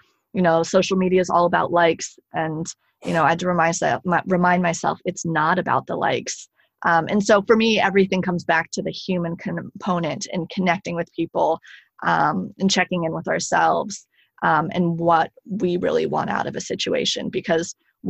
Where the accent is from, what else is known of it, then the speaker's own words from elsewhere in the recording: United States; moved away as an adult; now in France; as an American, I still have that like workaholic